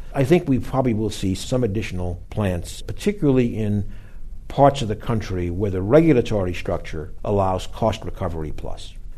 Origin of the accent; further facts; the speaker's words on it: Boston, Massachusetts, United States; my hometown, Boston